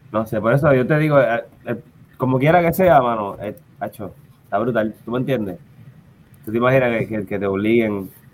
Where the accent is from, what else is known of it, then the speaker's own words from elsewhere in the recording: Carolina, Puerto Rico; also born or lived in Santurce / Loíza; yo nací en Santurce, estuve pues, en, en Lloren un tiempito, mi mamá de Lloren. Y después que en Carolina, pero yo de Carolina